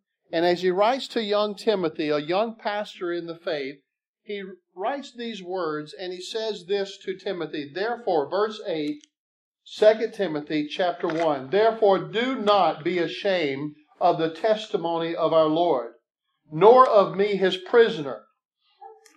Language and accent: English; South Mississippi, United States; I grew up down in South Mississippi.